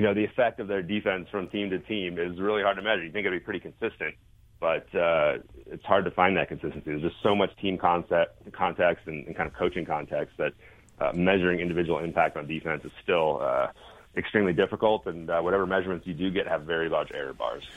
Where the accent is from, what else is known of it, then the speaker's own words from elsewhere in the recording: East Coast, United States; moved away as an adult; now in Salt Lake City, United States; I grew up on the East Coast, but uh, been out west basically my whole uh, adult life